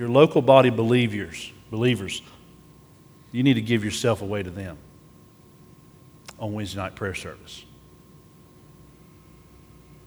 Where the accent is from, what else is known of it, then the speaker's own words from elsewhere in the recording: United States; as American Christians